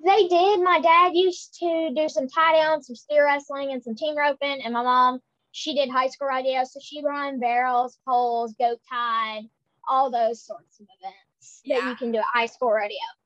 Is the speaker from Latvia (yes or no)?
no; Marble, Mississippi, United States; I'm from Marble, Mississippi, and I am 11 years old